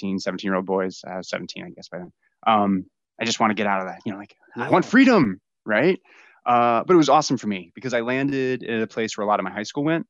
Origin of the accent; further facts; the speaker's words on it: Tampa, Florida, United States; I grew up in Tampa, Florida